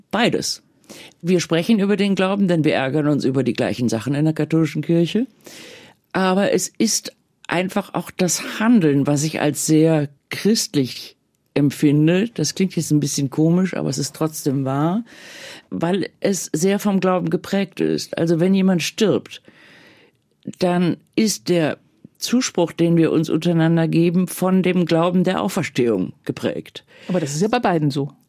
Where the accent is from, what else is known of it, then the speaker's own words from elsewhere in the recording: Bonn, North Rhine-Westphalia, Germany; Ich bin in Bonn groß geworden, im Rheinland. Das ist fröhlich katholisch.